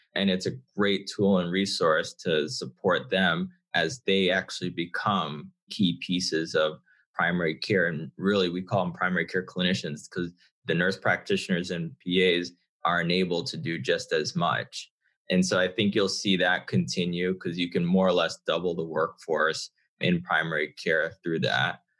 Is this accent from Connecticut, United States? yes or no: yes; Connecticut, United States; I'm originally from Connecticut, have a father from Ghana, uh, mother from Barbados